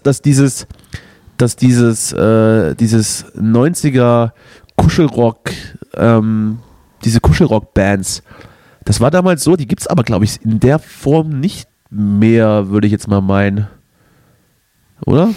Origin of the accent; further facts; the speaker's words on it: East Germany, Germany; bei uns im Osten